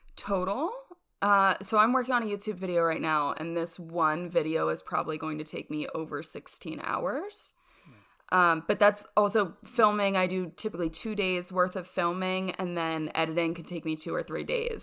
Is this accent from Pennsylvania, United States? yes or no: yes; York, Pennsylvania, United States; moved away as an adult; also born or lived in Rochester, New York; now in Birmingham, Alabama, United States; born in York, Pennsylvania, and that's where I lived up until college